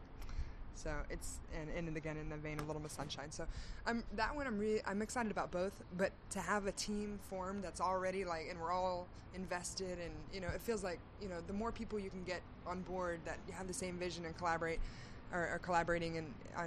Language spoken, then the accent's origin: English; Houston, Texas, United States; moved away as an adult; also born or lived in Austin, Texas; now in Los Angeles, United States; I was born in Houston, and I used to go back and forth as a child.